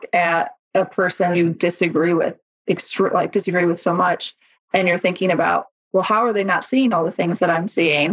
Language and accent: English; North Central Illinois, United States; also born or lived in England / South Louisiana; now in Southwest Nebraska, United States; I grew up in North Central Illinois